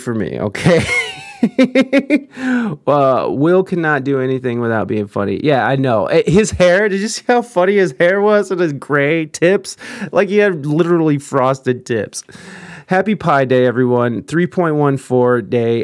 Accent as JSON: {"language": "English", "country": "United States", "said": "as an American here"}